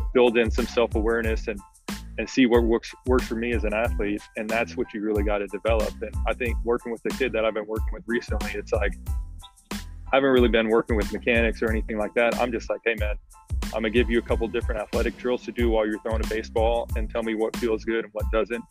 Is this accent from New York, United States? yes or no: no; the Bay Area, California, United States; we're all from the Bay